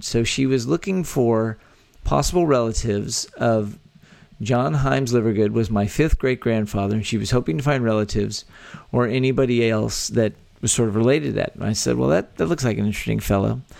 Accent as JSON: {"language": "English", "region": "Texas", "country": "United States", "tie": "born or raised there"}